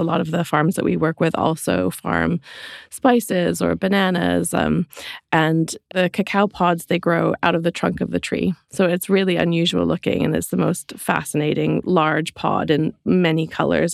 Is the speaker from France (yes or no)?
no; Canada; moved away as an adult; also born or lived in London; now in Suffolk, United Kingdom; I grew up in Canada, which is where my accent is from